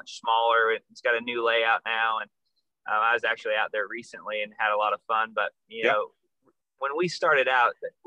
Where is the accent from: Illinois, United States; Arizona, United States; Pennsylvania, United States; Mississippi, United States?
Arizona, United States; I grew up in Arizona